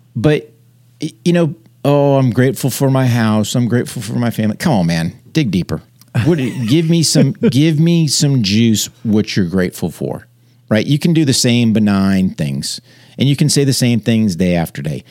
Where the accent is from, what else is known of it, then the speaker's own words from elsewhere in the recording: New Hampshire, United States; moved away; I grew up in New Hampshire, wrestled as a kid, joined the Army in nineteen eighty-eight